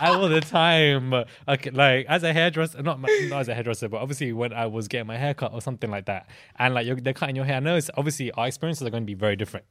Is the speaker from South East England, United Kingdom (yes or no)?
no; London, United Kingdom; growing up in London as a, as a child